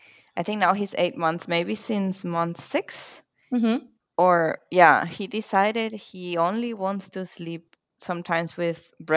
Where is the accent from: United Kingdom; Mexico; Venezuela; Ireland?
Venezuela; now in Germany; I'm from Venezuela and I'm currently living in Germany.